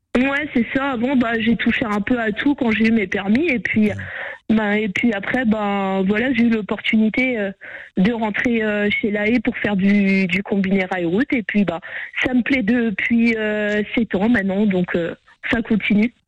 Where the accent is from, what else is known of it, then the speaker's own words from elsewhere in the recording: Brittany, France; je suis de Bretagne donc euh, je vais rester en Bretagne